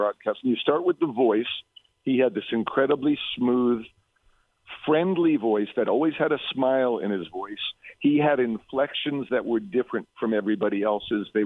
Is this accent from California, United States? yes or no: no; New York City, New York, United States; I grew up in Brooklyn